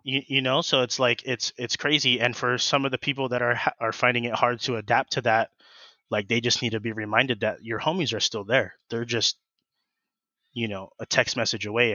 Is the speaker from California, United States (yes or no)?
yes; Colton, California, United States; also born or lived in Fontana, California / Grand Terrace, California / Riverside, California; born and raised in the Inland Empire. Um, yeah, I, uh, was born in, um, f, like Fontana, and then I stayed in Colton, um, all throughout high school